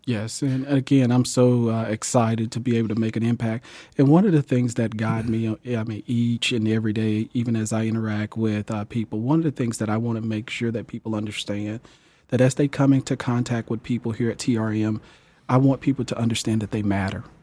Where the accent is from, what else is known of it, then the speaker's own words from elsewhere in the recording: Jackson, Mississippi, United States; moved away as an adult; now in Topeka, United States; growing up in Jackson, Mississippi, I graduated in nineteen ninety-seven from, uh, Gemmill High School